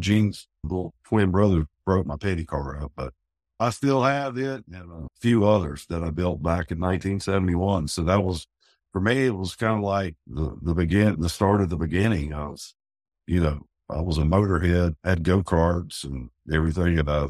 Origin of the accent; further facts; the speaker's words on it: Winston-Salem, North Carolina, United States; Well, I grew up over in Rinalda Village, right there at Wake Forest University.